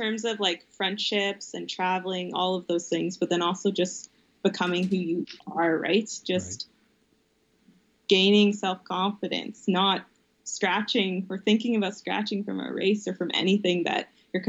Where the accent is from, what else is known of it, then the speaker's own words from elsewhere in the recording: Calgary, Alberta, Canada; my family growing up in the South